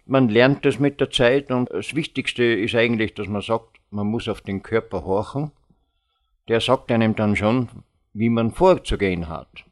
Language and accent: German; Vorarlberg, Austria; ich als Vorarlberger